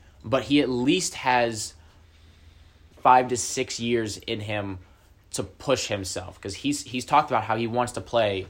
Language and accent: English; Findlay, Ohio, United States; now in Bowling Green, United States; I'm actually from Finley.